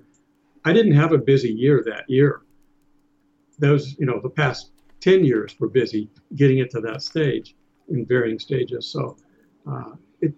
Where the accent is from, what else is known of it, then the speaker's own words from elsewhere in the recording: Southern California, United States; now in Atlanta, United States; I grew up in Southern California when I was young. I went to West Hollywood Elementary School